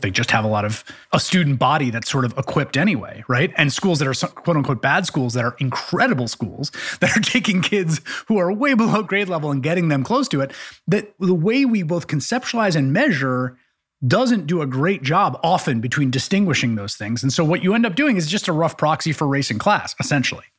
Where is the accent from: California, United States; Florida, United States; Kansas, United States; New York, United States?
New York, United States; New York City; growing up in the Bronx